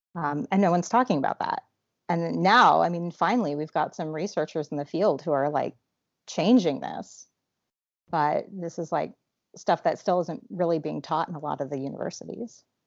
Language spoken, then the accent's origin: English; Alaska, United States; I grew up in Alaska